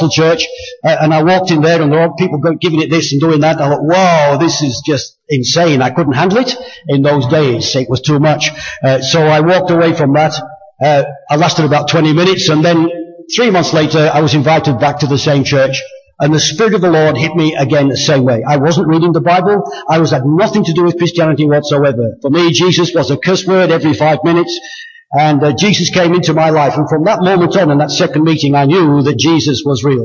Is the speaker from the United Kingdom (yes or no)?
yes; England, United Kingdom; I was born in England.